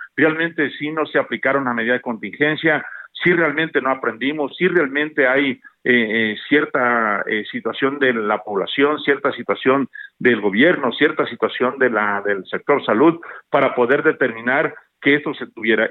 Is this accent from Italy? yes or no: no; Mexico; todos somos mexicanos, todos somos México